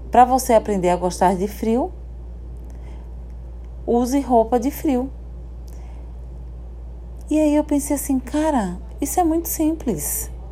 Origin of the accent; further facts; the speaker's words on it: Sergipe, Brazil; now in Paraná, Brazil; no interior de, de Sergipe. E fomos, viemos para o Paraná. Hoje eu moro no Paraná, tá, gente? Eu não sou paranaense